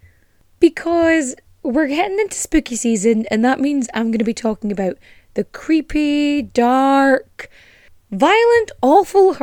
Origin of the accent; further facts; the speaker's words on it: Ireland; accent: Culchie Donegal farmer; I've lived in Ireland most of my life and I cannot do an Irish accent. Maybe like a Colchie Donegal farmer person. Because that's kind of how my accent swings sometimes